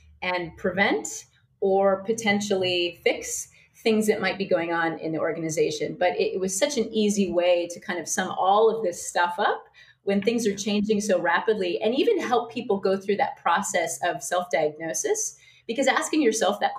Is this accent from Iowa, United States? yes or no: yes; Iowa, United States; also born or lived in New York City; now in Sydney, Australia; I'm from Iowa